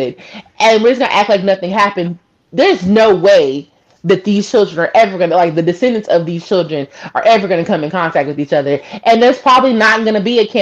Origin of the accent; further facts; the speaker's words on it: the South, United States; being a Southerner, growing up here